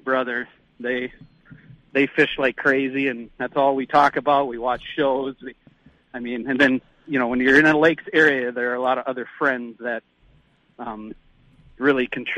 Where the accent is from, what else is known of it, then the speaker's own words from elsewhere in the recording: Nevis, Minnesota, United States; I grew up in Nevis. I actually still live in Nevis